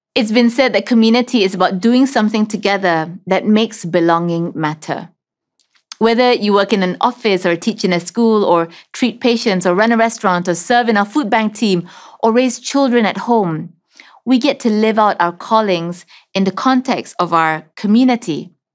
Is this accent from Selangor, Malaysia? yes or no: no; Sarawak, Malaysia; I'm from Sarawak, from the Lunbang tribe that lives in the Barrio Baclalan Highlands